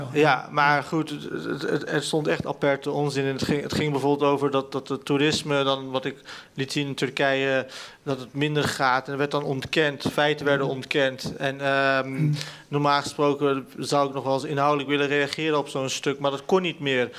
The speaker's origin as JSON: {"language": "Dutch", "country": "Netherlands", "tie": "born or raised there", "said": "ik ben in Nederland geboren."}